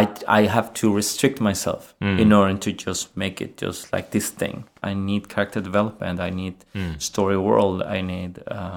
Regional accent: Chile; English is a second language; moved away as an adult; now in Sweden; I am from Chile, yes.

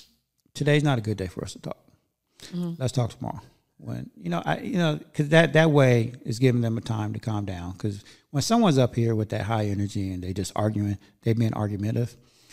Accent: Gardena, California, United States; also born or lived in Inglewood, California / West Covina, California; Yeah. I mean, I was born in Inglewood. Then I moved over to Gardena. So I was raised in Gardena for, you know, some years. And then I think at, I want to say 17, I went back to Inglewood.

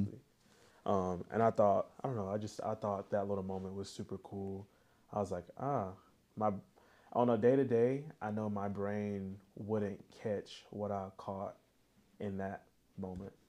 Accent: the South, United States; we're from the South

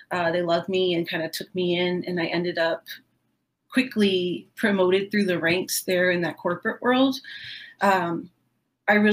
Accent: Florida, United States; I grew up in Southwest Florida, so um, we don't even have a strong southern accent down here.

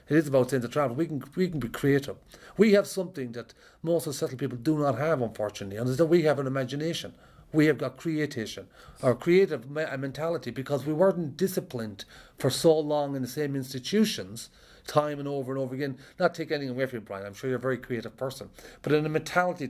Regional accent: Ireland; I'm an Irish traveller, and I grew up around a lot of conflict

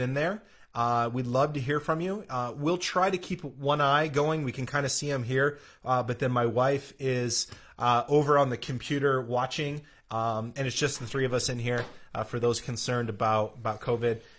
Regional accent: South Dakota, United States; moved away; growing up in South Dakota

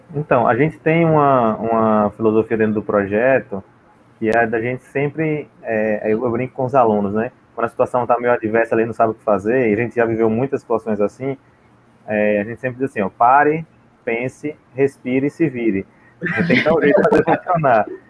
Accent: Sergipe, Brazil; ah, de Sergipe.

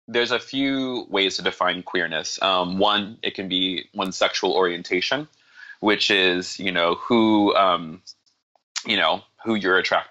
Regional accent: the South, United States; also born or lived in Atlanta, Georgia; I was born in the South, and so being born in the South means that you... even if you weren't evangelical yourself, you were exposed to evangelicalism.

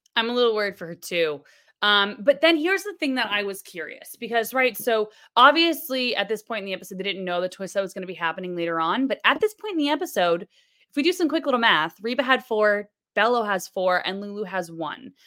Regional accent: Florida, United States; now in New York, United States; I'm from Florida

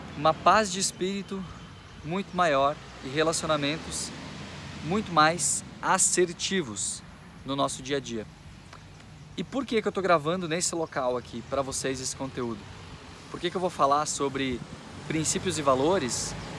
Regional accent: Machadinho, Rio Grande do Sul, Brazil; eu nasci aqui na cidade de Machadinho, Rio Grande do Sul. Sou gaúcho

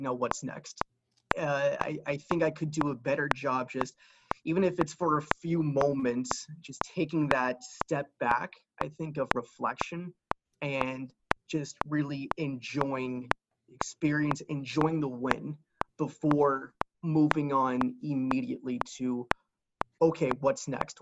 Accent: Lehigh Valley, Pennsylvania, United States; growing up in the Lehigh Valley area

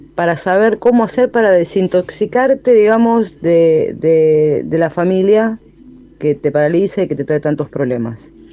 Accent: Merlo, Buenos Aires Province, Argentina; soy de Merlo

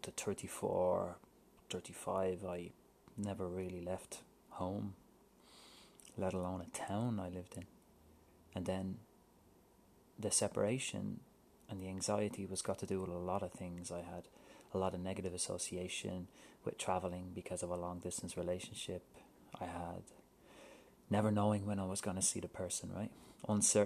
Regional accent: Ireland; moved away as an adult; also born or lived in United Kingdom; now in Vancouver, Canada; When I moved to Vancouver from Ireland

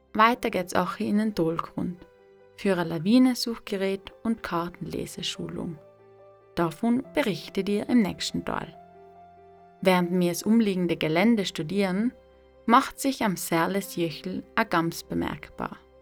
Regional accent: South Tyrol, Trentino-Alto Adige, Italy; meiner Heimat Südtirol

